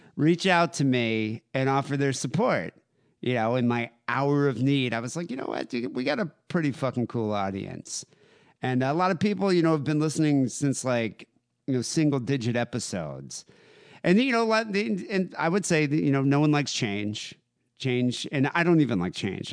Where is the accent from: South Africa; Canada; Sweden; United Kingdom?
South Africa; moved away; growing up in South Africa